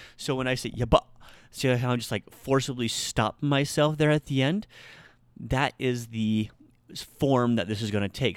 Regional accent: Nebraska, United States; I'm from Nebraska

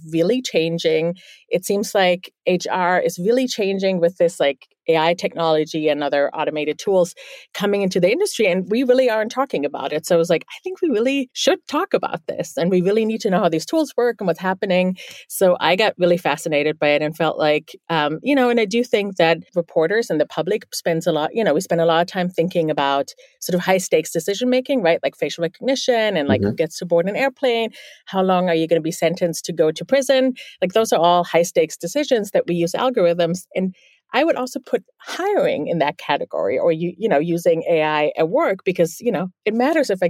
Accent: Bielefeld, North Rhine-Westphalia, Germany; first language German; English is a second language; now in New York City, United States; I'm actually from the Northwest. It's a town called Bielefeld.

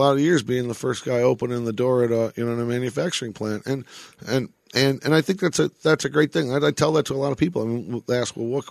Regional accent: Detroit, Michigan, United States; now in Las Vegas, United States; a kid that grew up in Detroit, you know, I had the ability to see the impact of hockey on the community I grew up

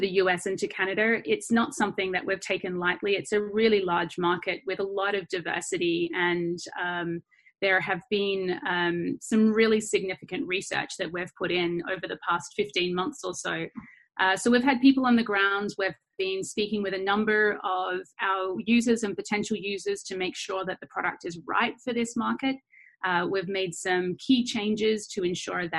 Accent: Australia; accent: Australian; we are an Australian-based company, as you can hear from my accent.

